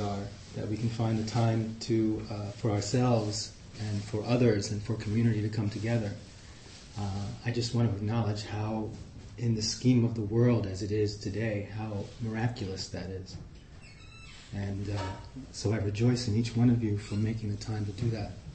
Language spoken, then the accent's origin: English; New York City, New York, United States; accent: Queens; also born or lived in Amsterdam, Netherlands; now in Oakland, United States; i grew up in Flushing, Queens